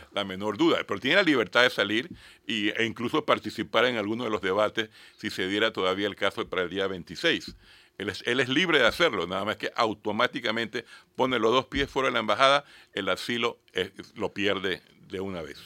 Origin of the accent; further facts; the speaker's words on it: Panama; como ciudadano panameño